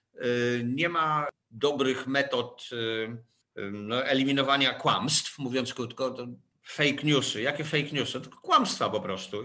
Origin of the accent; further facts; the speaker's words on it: Łódź, Łódź Voivodeship, Poland; jako łodzianin